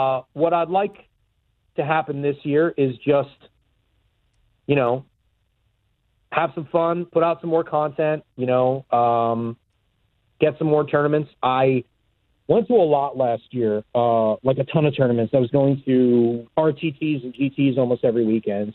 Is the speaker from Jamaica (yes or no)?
no; New York, United States; I grew up in New York